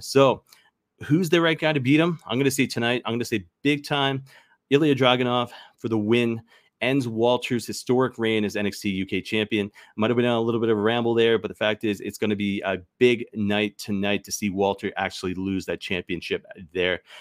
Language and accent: English; Canada; I'm Canadian